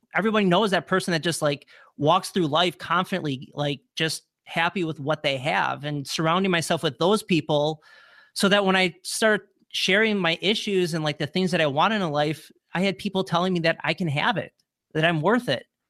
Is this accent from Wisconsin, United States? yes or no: yes; Wisconsin, United States; moved away as an adult; also born or lived in New Orleans; I'm from Wisconsin, I moved to New Orleans